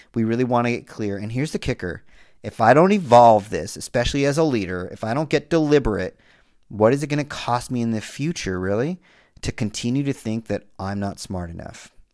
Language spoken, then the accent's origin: English; Southern California, United States; a Latino male growing up in Southern California